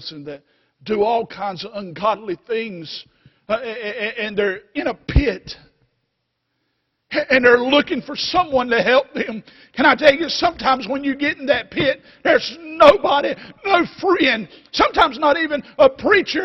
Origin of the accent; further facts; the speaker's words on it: North Carolina, United States; North Carolina